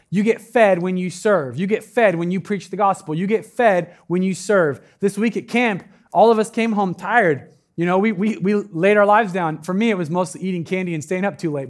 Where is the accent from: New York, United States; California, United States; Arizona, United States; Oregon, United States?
Oregon, United States; Medford; now in Eugene, United States; I'm from Medford